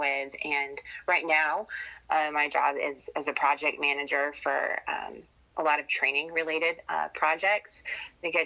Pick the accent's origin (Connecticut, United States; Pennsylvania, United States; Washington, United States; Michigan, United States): Michigan, United States; moved away as an adult; also born or lived in Marion, Indiana; now in Indianapolis, United States; home was Michigan when I wasn't in college. So then I moved from Michigan